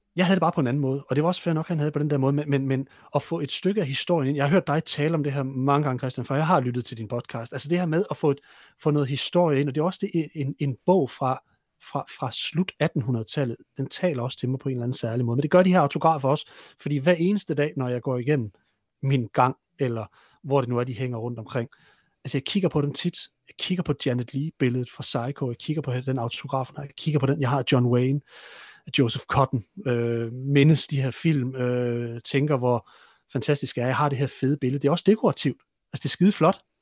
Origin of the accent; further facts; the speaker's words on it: Hammel, Central Denmark Region, Denmark; moved away; min, i min gamle hjemby, ø, Hammel